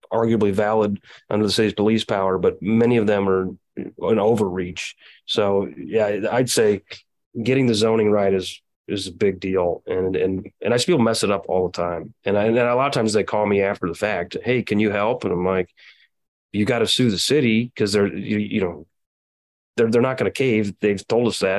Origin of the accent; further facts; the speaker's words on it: Quincy, Illinois, United States; I own parks in my hometown, I'm in Adams, Quincy, Illinois, in Adams County